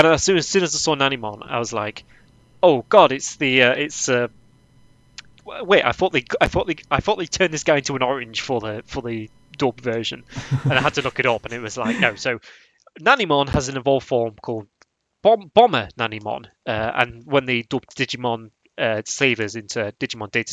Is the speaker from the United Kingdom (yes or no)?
yes; England, United Kingdom; I'm English. I'm British.